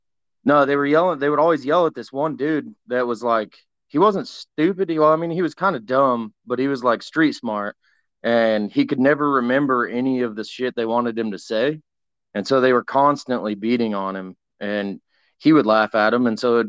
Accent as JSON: {"language": "English", "region": "Washington", "country": "United States", "also_born_or_lived": "Oregon", "lives_now": "Texas, United States", "said": "Well, I live in Texas now. But I was from all over Washington, Oregon, all over the place."}